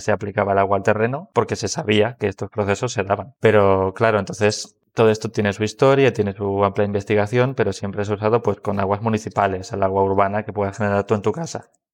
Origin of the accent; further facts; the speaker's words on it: Madrid, Community of Madrid, Spain; also born or lived in Huelva; yo también soy geólogo, también de Madrid, de la Complutense